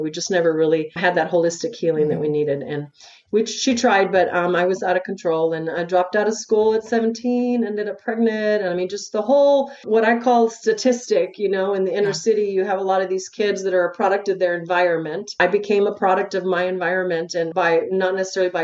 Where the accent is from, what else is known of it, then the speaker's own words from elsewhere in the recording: El Paso, Texas, United States; I'm from El Paso, Texas